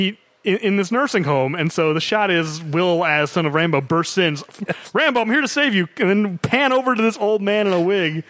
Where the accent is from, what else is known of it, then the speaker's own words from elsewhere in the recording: United States; As an American